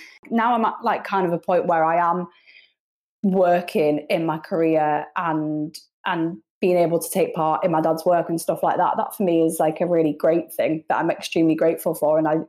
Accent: Hull, Yorkshire and the Humber, United Kingdom; moved away as an adult; also born or lived in Liverpool; I'm from Hull

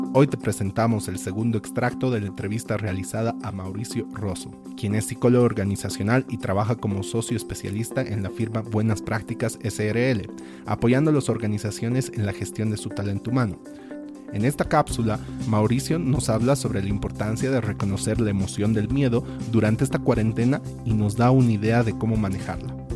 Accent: Bolivia; como bolivianos

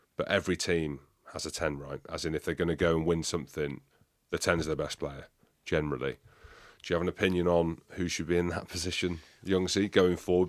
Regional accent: England, United Kingdom; We're all English

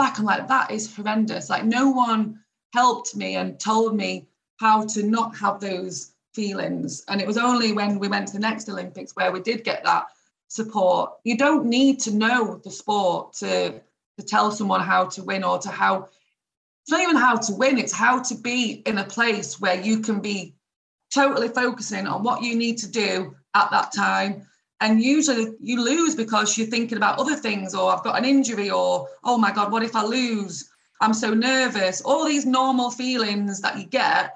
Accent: Doncaster, Yorkshire and the Humber, United Kingdom; I'm from Doncaster. I'm from this little town in England.

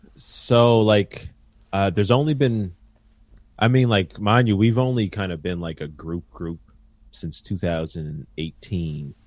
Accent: Halifax, Nova Scotia, Canada; also born or lived in North End, Halifax; I grew up in Spryfield, Nova Scotia, uh, really tight-knit community

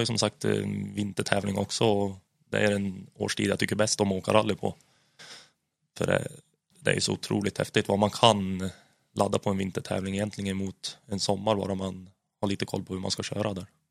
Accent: Hudiksvall, Gävleborg County, Sweden; där hemma i Hudik

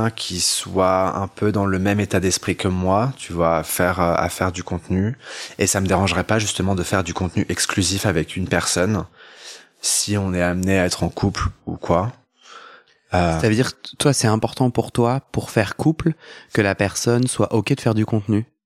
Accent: France; also born or lived in Montpellier / Paris / London / Bordeaux; quand j'étais dans ma dans ma ville natale. Euh, qui est laquelle Tu veux la dire euh, En France Ouais, c'était en France

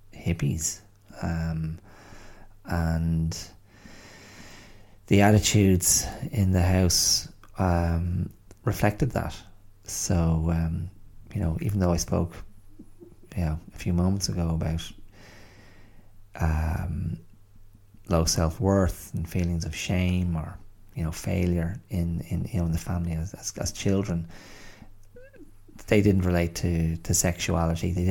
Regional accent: Ireland; moved away as an adult; also born or lived in England; growing up in Ireland in the, you know, the mid 20th century up to the kind of 90s

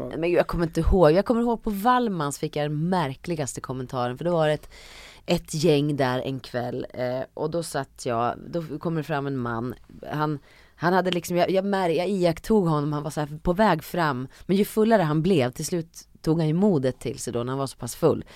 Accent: Hälsingland, Gävleborg County, Sweden; now in Stockholm, Sweden; ville jag bara bort från Hälsingland. Jag tyckte att det var för, för litet och för inskränkt. Um, så när jag väl flyttade till Stockholm

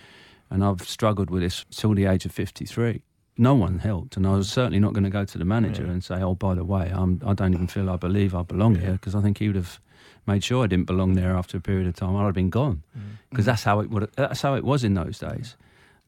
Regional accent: Munster, Ireland; Yeah, I mean, I'm Irish. So it's really strange. So I used to go back home to Ireland every summer. Mm. We had a farm in Ireland in County Clare. 100% my blood is Irish.

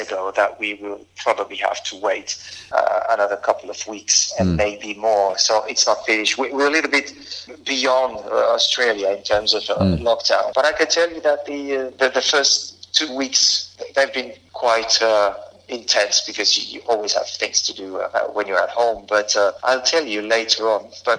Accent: Albi, Occitania, France; English is a second language; now in Paris, France; I'm from there, born and bred in Albi. And I was something like 7 or 8 when I saw my first game.

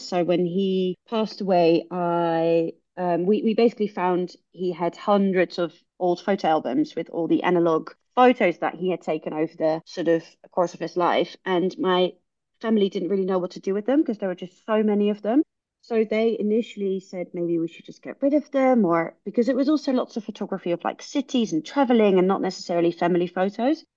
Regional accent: Netherlands; now in London, United Kingdom; I am from the Netherlands

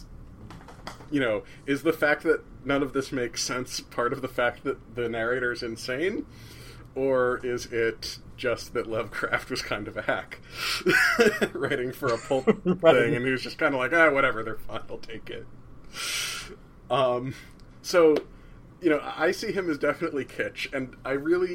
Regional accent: New Jersey, United States; I'm from New Jersey

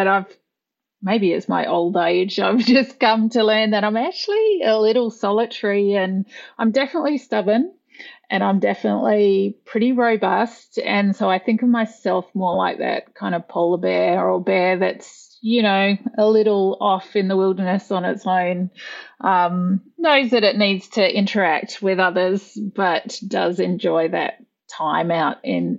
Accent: Western Australia, Australia; Yeah, I grew up in Western Australia. I was born in the wheat belt out there, which is, you know, just kind of to the southeast of Perth.

